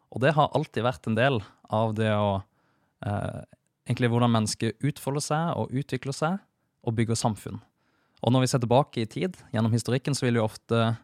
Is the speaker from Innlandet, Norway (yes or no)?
no; Kristiansand, Agder, Norway; moved away as an adult; also born or lived in Trondheim; enda før der så vokste jeg opp i Kristiansand